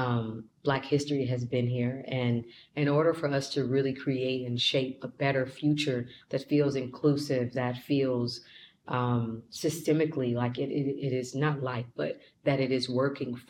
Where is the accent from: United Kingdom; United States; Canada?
United States; Kansas City, Kansas; moved away; also born or lived in Missouri; I was born and raised in Kansas City, Kansas, so I know that like the back of my hand